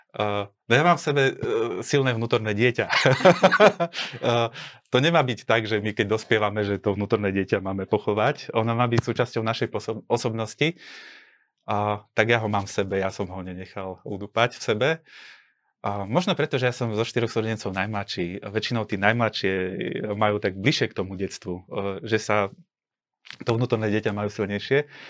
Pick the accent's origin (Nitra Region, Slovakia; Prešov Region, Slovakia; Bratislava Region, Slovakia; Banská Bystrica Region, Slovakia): Prešov Region, Slovakia; Bardejov; ja som e, z Bardejova, som východňar